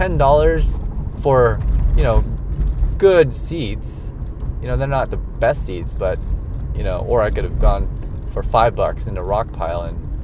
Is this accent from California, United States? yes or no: yes; California, United States; now in Denver, United States; because I'm Californian, and I put a the in front of the number.